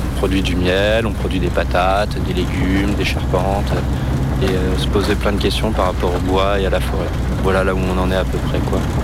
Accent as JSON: {"language": "French", "town": "Romans-sur-Isère", "region": "Auvergne-Rhône-Alpes", "country": "France", "said": "je suis originaire de Romans, euh, juste à côté d'ici"}